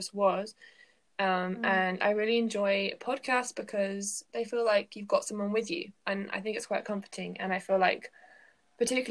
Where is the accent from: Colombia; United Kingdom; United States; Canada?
United Kingdom; England; I am from England.